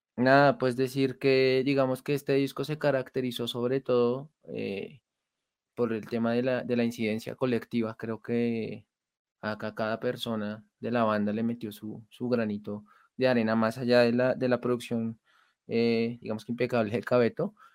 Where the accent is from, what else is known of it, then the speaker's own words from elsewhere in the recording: Colombia; siendo ocho colombianos, tocando en la calle